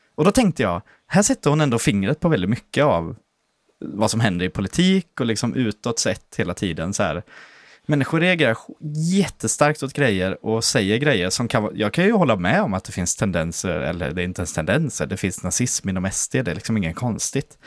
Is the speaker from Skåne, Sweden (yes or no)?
yes; Landskrona, Skåne, Sweden; moved away; när jag var ganska nyutflyttad från Landskrona